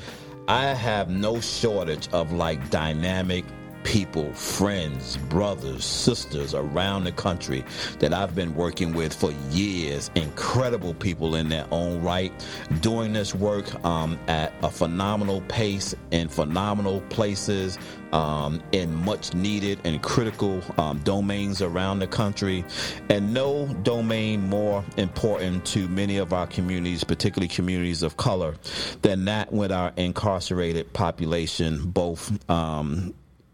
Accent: New York City, New York, United States; I come from Brooklyn, so I can do a Spanish accent.

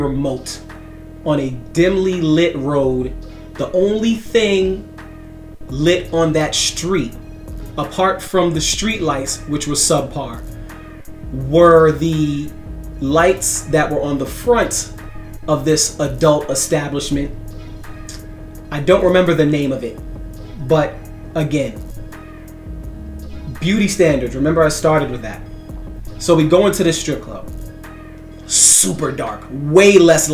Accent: New York, United States; I'm from New York

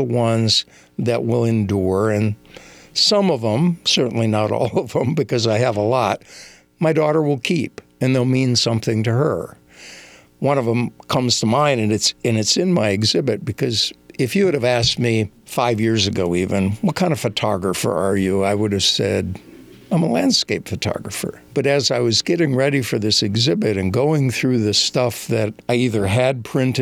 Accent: Minnesota, United States; moved away; also born or lived in New Mexico / Denver; I made a trip back home to where I grew up in Minnesota

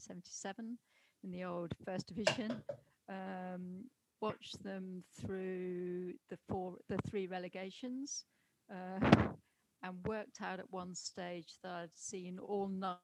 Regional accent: Bristol, South West England, United Kingdom; moved away as an adult; now in Australia; I'm just from Bristol originally, moved over to Australia in 91

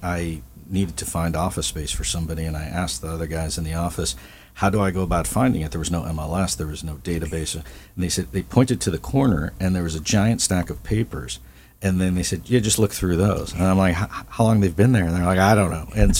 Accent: Midwest, United States; Like I came from the Midwest and I didn't leave at 5 o'clock, but it was a ghost town.

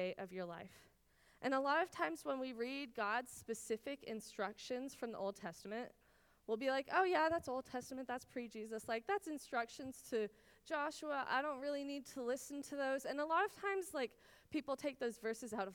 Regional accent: Israel; moved away; I grew up in Israel. My parents are still there

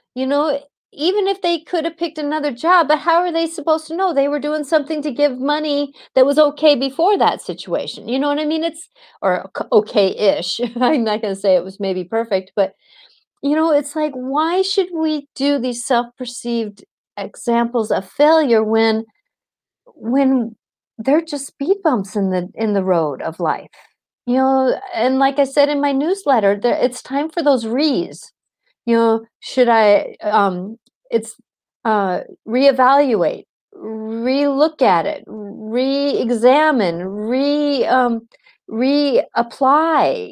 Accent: Seattle, Washington, United States; I was in the Seattle busing situation, and so either I went to the Catholic school that was down the block, or I was bused an hour and a half

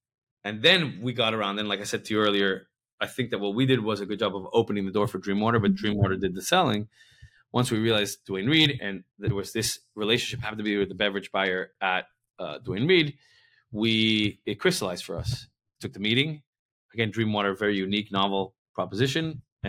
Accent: Miami, Florida, United States; moved away; also born or lived in New York; I'm from Miami, but I've lived in New York a bunch

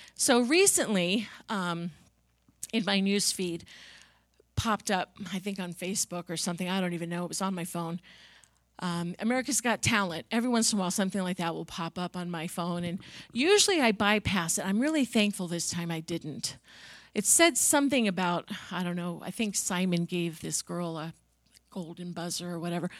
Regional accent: Long Island, New York, United States; I grew up on Long Island in New York

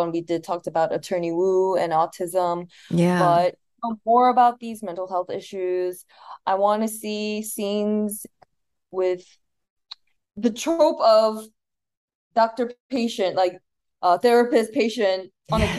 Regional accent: United States; I'm Korean American.

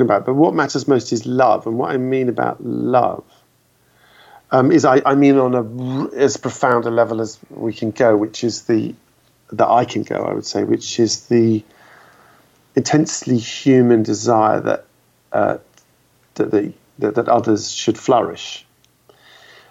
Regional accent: London, United Kingdom; as a Londoner

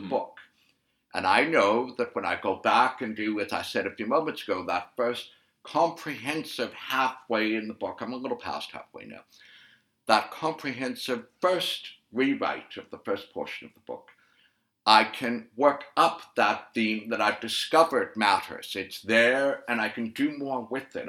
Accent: Canada; I'm Canadian

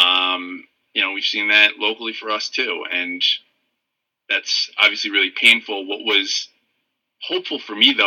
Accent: Western Massachusetts, United States; moved away as an adult; now in Baltimore, United States; I grew up in Western Massachusetts

